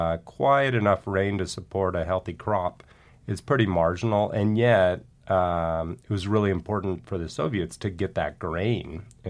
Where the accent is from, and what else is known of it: California, United States; born or raised there